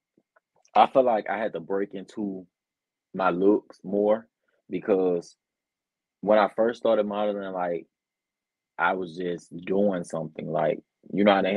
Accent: Birmingham, Alabama, United States; I'm from Birmingham, Alabama. That's where I was born and raised, and unfortunately, I still live here

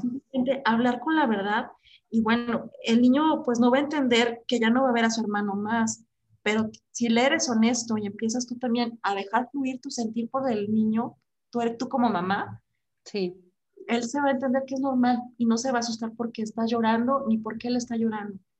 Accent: Mexico; como mexicanos

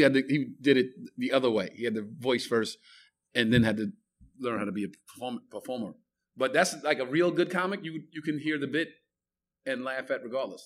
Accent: New York City, New York, United States; When I grew up in Bed Stuy, it was probably the worst neighborhood in America

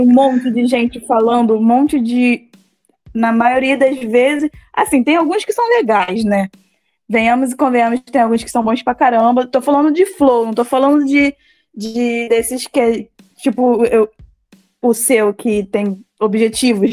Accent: Queimados, Rio de Janeiro, Brazil; Eu sou de Queimados, então eu sou bem longe do centro do Rio de Janeiro

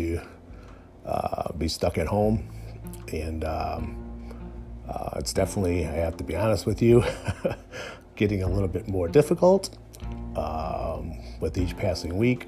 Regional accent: United States; as an American

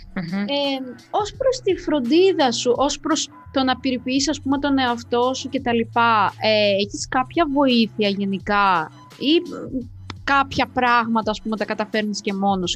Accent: Moldova; now in Greece; είμαι από Μολδαβία και έχω μεγαλώσει με χιόνι

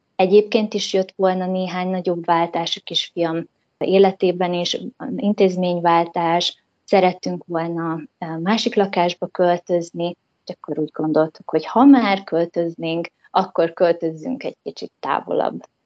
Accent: Hungary; moved away as an adult; also born or lived in United States; én magyar lány vagyok, én ide tartozom

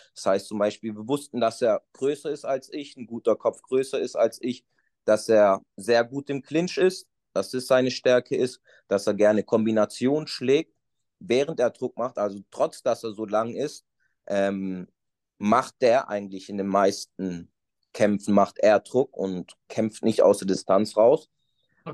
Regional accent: Stuttgart, Baden-Württemberg, Germany; also born or lived in Portugal; ich bin hier in Deutschland geboren und bin bis ich acht Jahre alt war, eigentlich auch hier in Deutschland groß geworden, im Schwabenländle, nee, Stuttgart

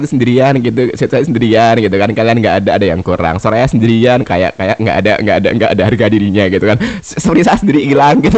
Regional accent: Java, Indonesia; soalnya aku juga Jawa satu Jawa ya

